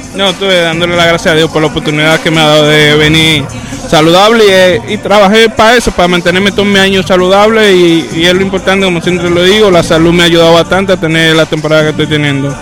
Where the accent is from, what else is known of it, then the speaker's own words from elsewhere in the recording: Dominican Republic; somos dominicanos